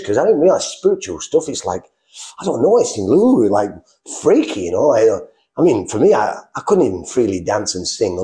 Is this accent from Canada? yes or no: no; England, United Kingdom; moved away; I'm from England